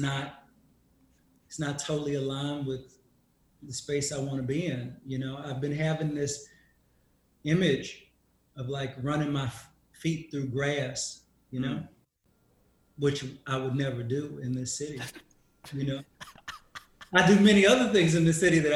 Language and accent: English; Dallas, Texas, United States; moved away as an adult; also born or lived in New York / Austin; I'm from Dallas.